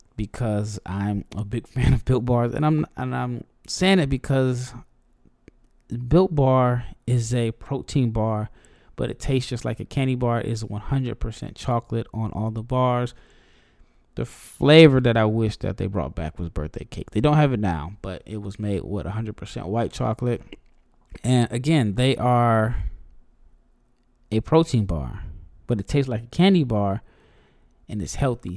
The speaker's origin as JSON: {"language": "English", "region": "Nebraska", "country": "United States", "said": "I'm from Nebraska"}